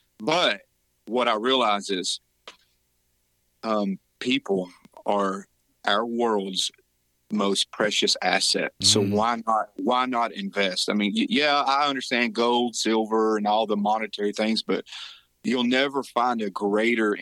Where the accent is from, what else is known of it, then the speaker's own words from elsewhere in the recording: Rossville, Georgia, United States; moved away as an adult; now in Tennessee, United States; where I grew up, born and raised in Rossville, Georgia, just right across the state line